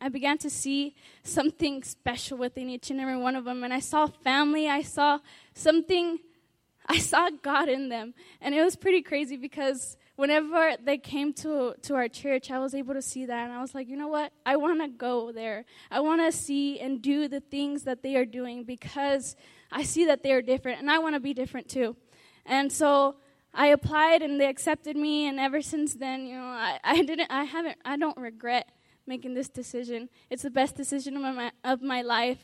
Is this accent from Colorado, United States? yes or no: yes; Aurora, Colorado, United States; I'm from Aurora, Colorado.